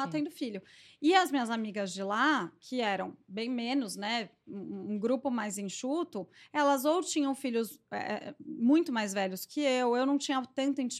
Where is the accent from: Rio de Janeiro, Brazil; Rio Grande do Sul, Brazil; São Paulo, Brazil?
São Paulo, Brazil; moved away; Nasci em São Paulo